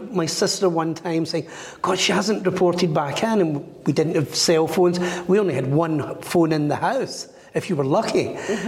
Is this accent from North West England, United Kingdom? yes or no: no; Glasgow, Scotland, United Kingdom; Growing up in Glasgow